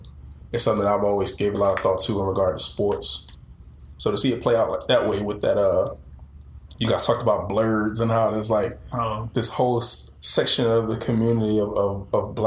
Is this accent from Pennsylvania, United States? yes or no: yes; Philadelphia, Pennsylvania, United States; I'm from Philly